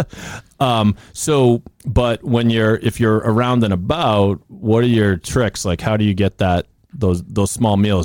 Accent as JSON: {"language": "English", "town": "Sharon", "region": "Massachusetts", "country": "United States", "tie": "born or raised there", "said": "I grew up in Sharon, right in the shadow of the stadium"}